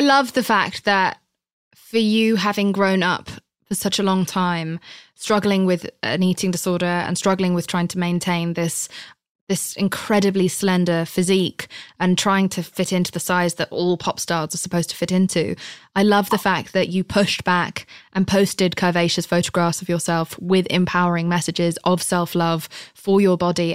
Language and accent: English; United Kingdom; I'm British